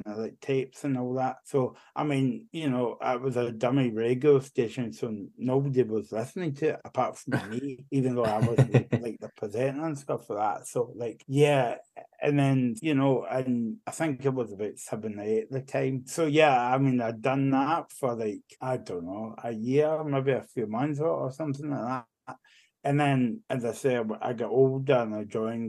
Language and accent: English; Barrhead, Scotland, United Kingdom; I'm actually from Barrhead, so that's like 20 minutes away from Glasgow. I've always been born and bred in Barrhead